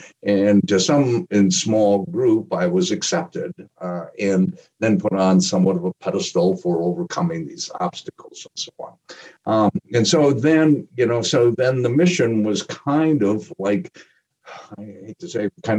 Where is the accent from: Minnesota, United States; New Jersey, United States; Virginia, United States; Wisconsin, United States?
Wisconsin, United States; Appleton; growing up in the Midwest, growing up in a place called Appleton, Wisconsin, being a Green Bay Packer fan as a kid during the early part of the 60s